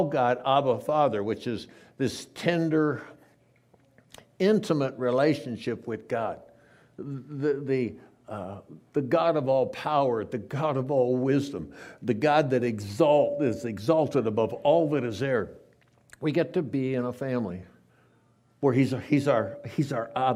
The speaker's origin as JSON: {"language": "English", "town": "San Diego", "region": "California", "country": "United States", "tie": "born or raised there", "said": "I grew up in San Diego, lived in a town, kind of a duplex with my grandparents until I was 11 years old"}